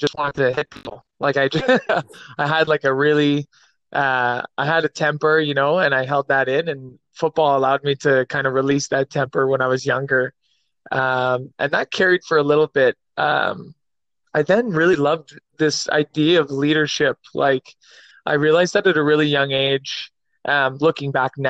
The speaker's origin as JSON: {"language": "English", "town": "Ottawa", "region": "Ontario", "country": "Canada", "tie": "born or raised there", "said": "born and raised in Ottawa, Ontario"}